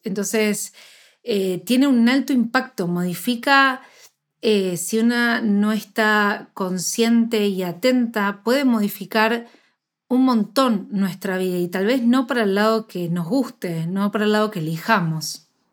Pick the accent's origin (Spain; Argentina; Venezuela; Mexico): Argentina; yo soy de Argentina